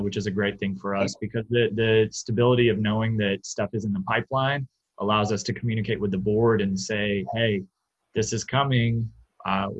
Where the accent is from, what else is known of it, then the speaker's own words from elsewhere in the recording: Atlanta, Georgia, United States; now in Milwaukee, United States; I grew up in Metro Atlanta, Georgia